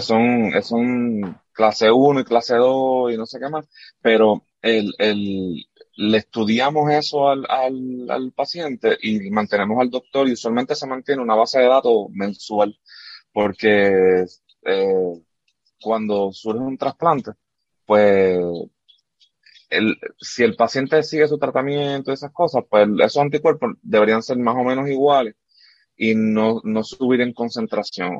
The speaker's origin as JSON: {"language": "Spanish", "town": "Arecibo", "country": "Puerto Rico", "tie": "born or raised there", "also_born_or_lived": "Camuy, Puerto Rico", "moved": "yes", "said": "yo soy de Camuy, de Camuy, Puerto Rico allá, y pero me crié, como quien dice, en, en Arecibo porque estudié allá"}